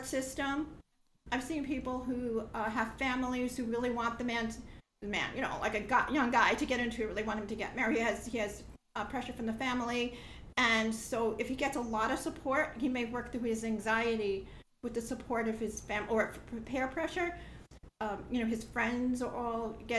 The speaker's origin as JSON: {"language": "English", "region": "New York", "country": "United States", "moved": "yes", "said": "I'm from New York, and I don't live there anymore though"}